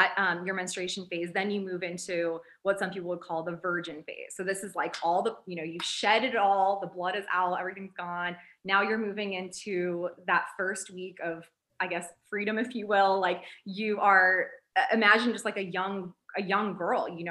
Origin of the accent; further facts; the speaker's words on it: United States; we're from America